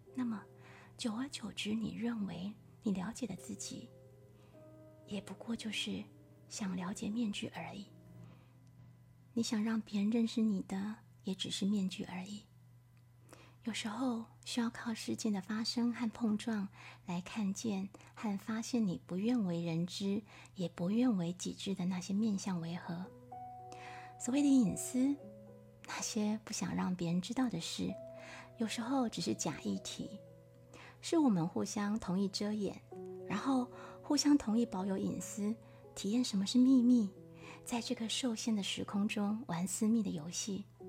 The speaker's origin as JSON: {"language": "Chinese", "country": "Taiwan", "also_born_or_lived": "France", "moved": "as an adult", "said": "我们来自台湾"}